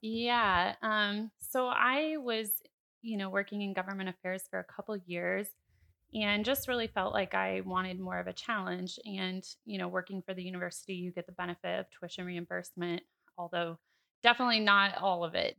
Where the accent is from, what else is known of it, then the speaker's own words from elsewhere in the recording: Ames, Iowa, United States; I was actually born and raised in Ames, Iowa